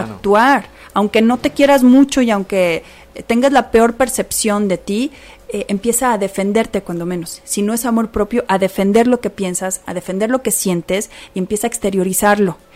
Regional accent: Mexico

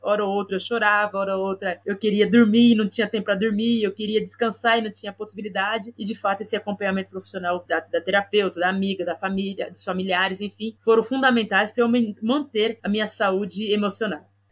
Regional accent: Campinas, São Paulo, Brazil; na região onde eu nasci e onde eu vivo até hoje, a periferia da cidade de Campinas

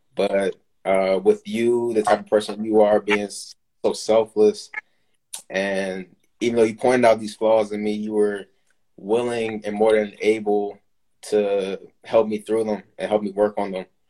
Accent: Maryland, United States; born and raised in Maryland, so I'm from this area. Been here my whole life, pretty much

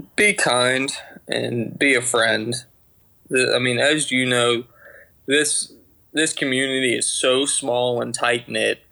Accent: just outside of Atlanta, Georgia, United States; accent: Georgia twang; I'm from Georgia, just outside of Atlanta. Been born and raised here haven't lived anywhere else

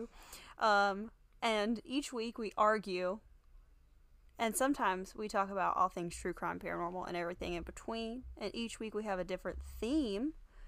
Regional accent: Carolina Beach, North Carolina, United States; moved away; I am from Wilmington, North Carolina. Well, technically Carolina Beach.

